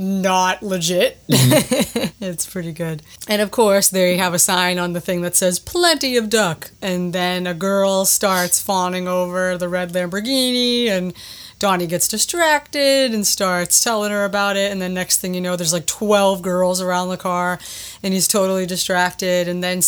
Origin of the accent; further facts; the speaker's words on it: Boston, Massachusetts, United States; I'm a Bostonian and we truly live on Dunkin' Donuts here.